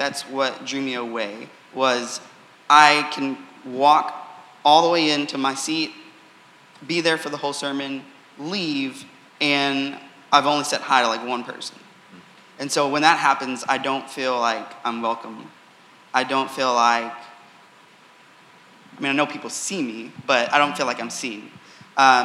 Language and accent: English; Houston, Texas, United States; moved away; the church that I went to growing up in Houston